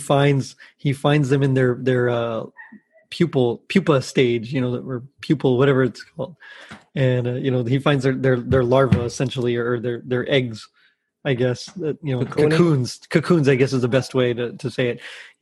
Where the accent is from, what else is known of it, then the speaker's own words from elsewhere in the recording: Texas, United States; I'm from Texas